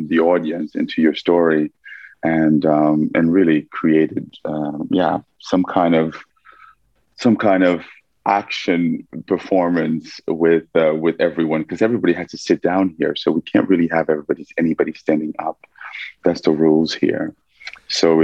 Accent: Montclair, New Jersey, United States; moved away as an adult; also born or lived in Haiti; now in Amsterdam, Netherlands; I grew up in New Jersey, Montclair

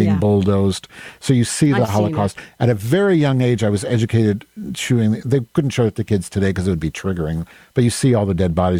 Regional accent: Evanston, Illinois, United States; born there; That's in Evanston, right near me. My sister lives there. I was born in Evanston.

